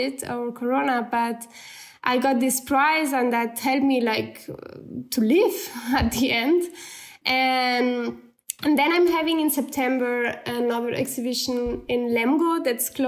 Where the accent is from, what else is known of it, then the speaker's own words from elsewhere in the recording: Barcelona, Catalonia, Spain; English is a second language; moved away as an adult; now in Munich, Germany; I'm still from Barcelona.